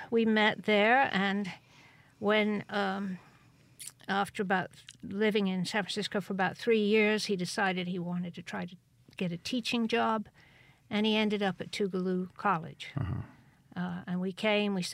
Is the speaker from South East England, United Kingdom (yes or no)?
no; Cheltenham, South West England, United Kingdom; born there; Cheltenham. Cheltenham. Yeah, in Gloucestershire